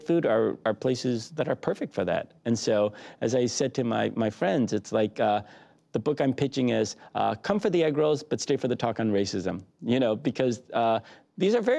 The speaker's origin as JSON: {"language": "English", "town": "Detroit", "region": "Michigan", "country": "United States", "tie": "born or raised there", "said": "growing up in Detroit, particularly in the 80s"}